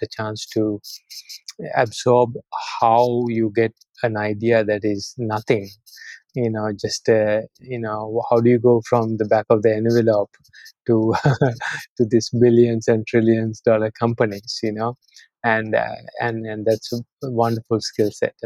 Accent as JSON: {"language": "English", "country": "Sri Lanka", "tie": "born or raised there", "also_born_or_lived": "Austin, Texas, United States", "moved": "as an adult", "said": "I'm born and raised in Sri Lanka. I actually went to school here through high school"}